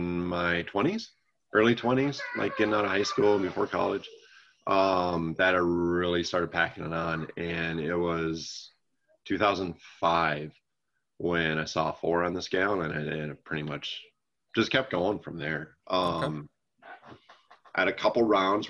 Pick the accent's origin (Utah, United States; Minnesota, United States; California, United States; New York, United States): Minnesota, United States; outstate; also born or lived in Iowa; grew up in what we call outstate Minnesota or greater Minnesota